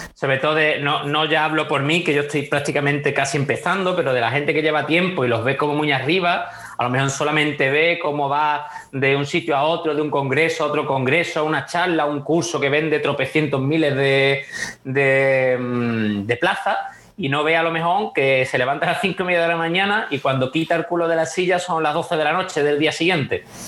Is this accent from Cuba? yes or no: no; Huelva, Andalusia, Spain; also born or lived in America / Italy; soy de Huelva